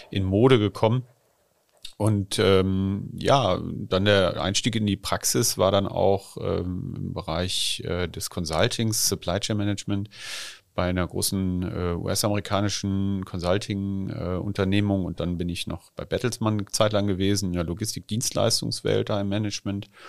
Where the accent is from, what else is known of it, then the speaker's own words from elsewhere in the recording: Nordhorn, Lower Saxony, Germany; Ich bin äh, in Nordhorn äh, geboren, fünf